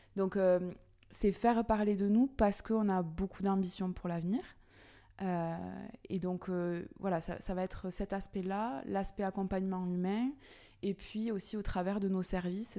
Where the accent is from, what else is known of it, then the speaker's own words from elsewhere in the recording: Aveyron, Occitania, France; moved away as an adult; now in Toulouse, France; je suis native de l'Aveyron où j'ai eu donc mon cursus scolaire classique